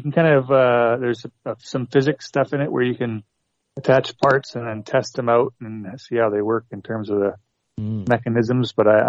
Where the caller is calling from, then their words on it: Canada; from Canada.